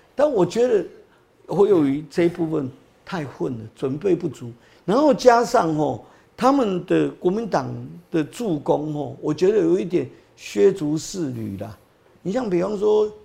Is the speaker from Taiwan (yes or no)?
yes; Taipei, Taiwan; also born or lived in Datong District, Taipei; 我在大同区出生嘛，啊，我在中山区成长，所以中山区是，诶，你讲我的分本，期本命地啦